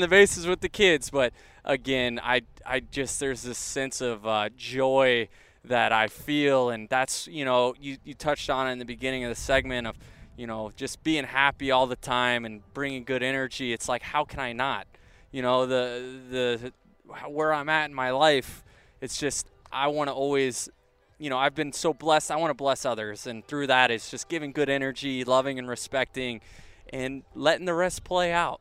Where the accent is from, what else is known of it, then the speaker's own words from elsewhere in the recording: Tampa Bay area, Florida, United States; I grew up 20 minutes from there, and now to be able to say that I play Major League Baseball in my hometown